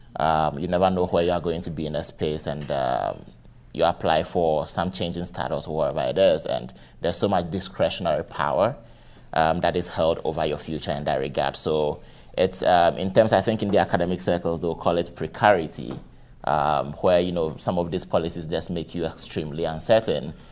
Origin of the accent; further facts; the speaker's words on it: Ghana; moved away as an adult; now in Cleveland, United States; I am originally from Ghana.